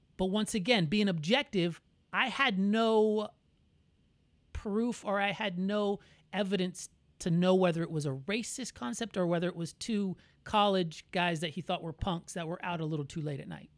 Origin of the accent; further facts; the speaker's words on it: Orlando, Florida, United States; I was born in Orlando, but my, my family was all born there.